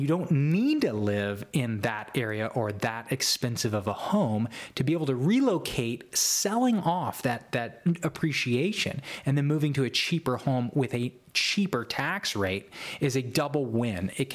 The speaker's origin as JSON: {"language": "English", "region": "Texas", "country": "United States", "moved": "yes", "lives_now": "Oklahoma, United States", "said": "I'm from Texas"}